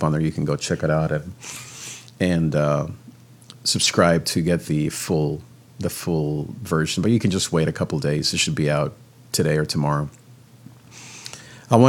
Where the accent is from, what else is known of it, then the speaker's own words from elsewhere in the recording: Nicaragua; I'm from Nicaragua